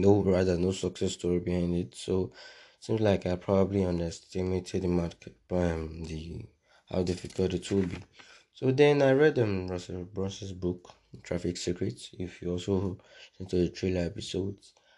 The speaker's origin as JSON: {"language": "English", "country": "Nigeria", "said": "I'm a Nigerian"}